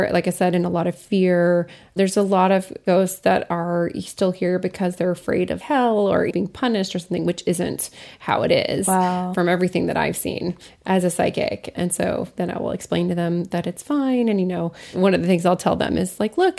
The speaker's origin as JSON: {"language": "English", "town": "Lafayette", "region": "Colorado", "country": "United States", "tie": "born or raised there", "said": "my hometown, Lafayette, Colorado, there's a lot of ghosts, and it's a mining town."}